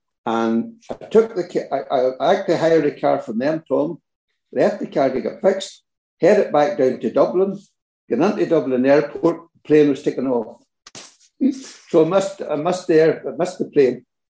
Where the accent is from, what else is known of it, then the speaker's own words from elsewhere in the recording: Ballymoney, Northern Ireland, United Kingdom; now in Garvagh, United Kingdom; I'm originally from Ballymoney, County Antrim